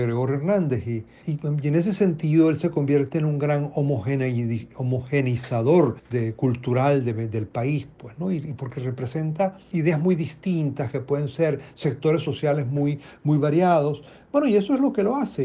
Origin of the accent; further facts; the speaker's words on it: Trujillo, Venezuela; Yo soy trujillano, mi familia es trujillana